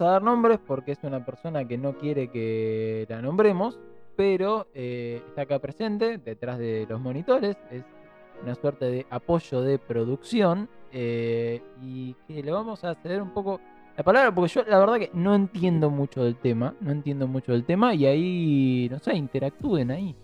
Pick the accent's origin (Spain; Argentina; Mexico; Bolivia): Argentina; Buenos Aires Province; en el segundo y tercer cordón del conurbano, quienes somos descendientes de familias que vienen del interior